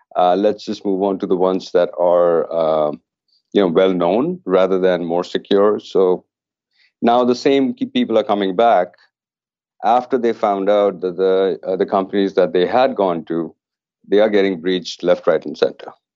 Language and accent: English; Canada; being Canadian